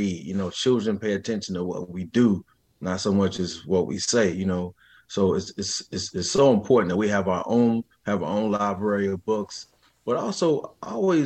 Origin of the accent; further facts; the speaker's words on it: Kansas City, Missouri, United States; also born or lived in Clarksdale, Mississippi / Lexington, Mississippi; I'm actually from Kansas City, Missouri, but we went home to Clarksdale and Lexington, you know, every summer.